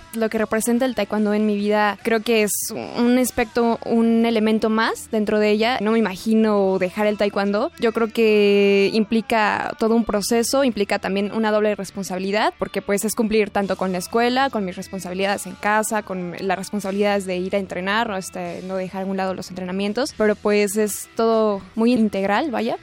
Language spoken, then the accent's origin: Spanish; Mexico City, Mexico; Yo nací en la Ciudad de México el 10 de julio de 1996